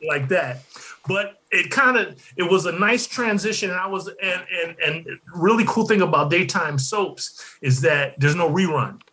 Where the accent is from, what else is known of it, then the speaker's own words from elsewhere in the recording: Detroit, Michigan, United States; I grew up in Detroit